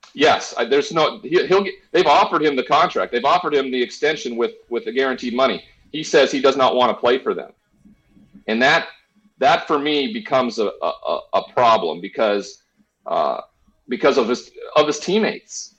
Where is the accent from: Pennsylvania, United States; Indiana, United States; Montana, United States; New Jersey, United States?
Montana, United States; moved away; my home state of Montana